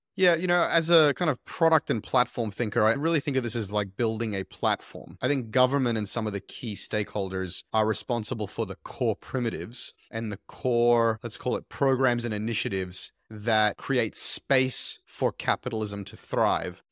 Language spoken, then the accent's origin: English; Queensland, Australia; also born or lived in Silicon Valley; Queensland, my home state